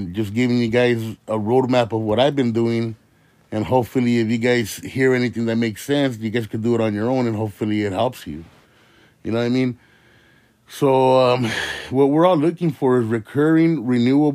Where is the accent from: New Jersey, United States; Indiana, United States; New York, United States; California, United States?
California, United States; Indio; I'm from the Coachella Valley. I'm here from my little city of Indio